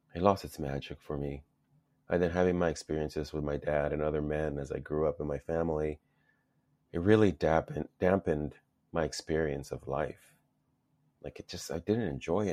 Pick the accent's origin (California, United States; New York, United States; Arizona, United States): California, United States; Los Angeles; also born or lived in El Salvador; grew up in Los Angeles. went to school out in San Fernando Valley